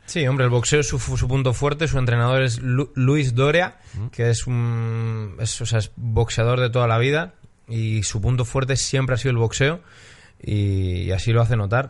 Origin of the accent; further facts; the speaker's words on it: Spain; Soy español para los latinoamericanos